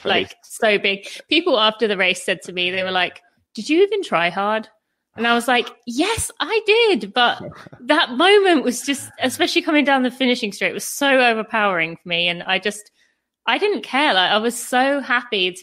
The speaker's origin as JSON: {"language": "English", "country": "United Kingdom", "moved": "as an adult", "lives_now": "United States", "said": "I am British, but as we've kind of gone over, I live in America."}